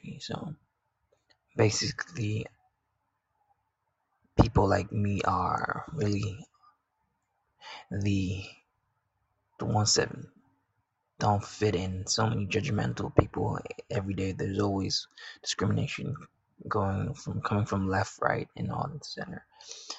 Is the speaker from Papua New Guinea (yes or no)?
yes; Papua New Guinea; I'm from Papua New Guinea, or PNG, which is a country located in the South Pacific